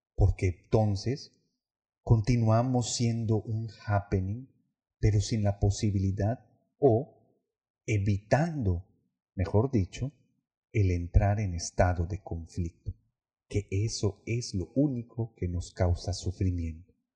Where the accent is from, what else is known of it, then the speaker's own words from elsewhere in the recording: Yucatán, Mexico; Yo como yucateco